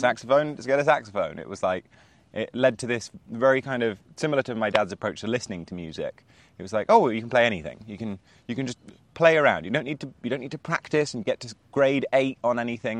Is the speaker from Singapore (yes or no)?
no; Spain; I grew up in Spain